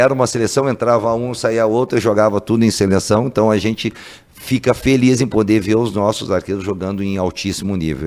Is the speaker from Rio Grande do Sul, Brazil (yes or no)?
yes; Porto Alegre, Rio Grande do Sul, Brazil; sou gaúcho de Porto Alegre